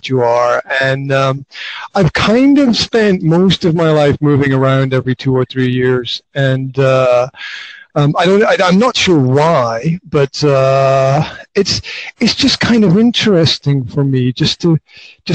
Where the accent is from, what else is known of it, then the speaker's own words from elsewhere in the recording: Highlands of Scotland, United Kingdom; now in Banská Bystrica, Slovakia; Originally I'm from the Highlands of Scotland, but right now I am hanging out in Banská Bystrica, which is in central Slovakia